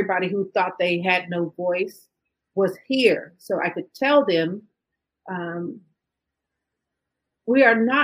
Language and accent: English; Fort Worth, Texas, United States; I was born and raised in Fort Worth, Texas.